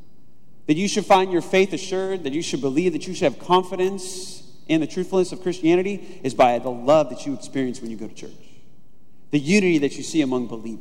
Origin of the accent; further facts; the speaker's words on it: Southern California, United States; moved away